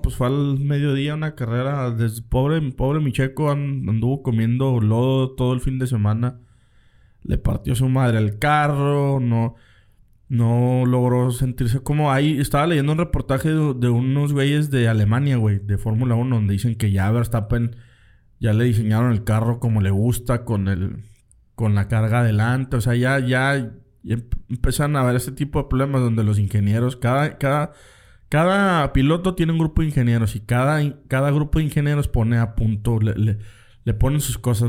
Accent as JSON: {"language": "Spanish", "country": "Mexico"}